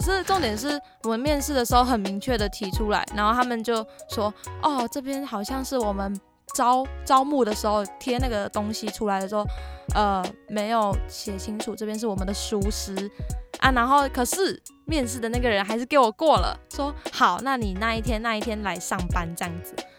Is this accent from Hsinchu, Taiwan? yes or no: yes; Hsinchu, Taiwan; moved away as an adult; now in Taipei, Taiwan; 我是在台北读大学嘛，啊，我老家在新竹